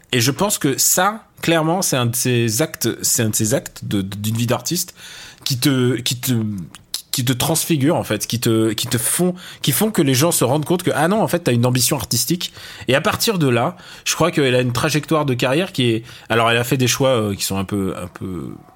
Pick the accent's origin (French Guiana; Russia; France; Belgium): Russia; je suis russe